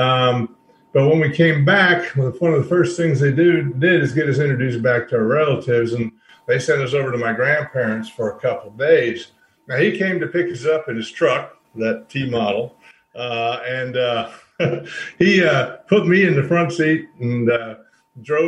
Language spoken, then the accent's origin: English; North Carolina, United States; growing up in the Smoky Mountains